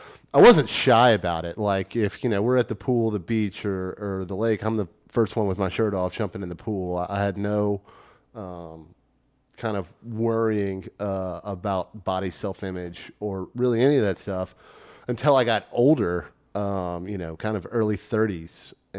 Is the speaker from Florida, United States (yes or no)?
no; Memphis, Tennessee, United States; also born or lived in Baton Rouge, Louisiana; now in Austin, United States; I moved from Baton Rouge, Louisiana, but I'm originally from Memphis, Tennessee.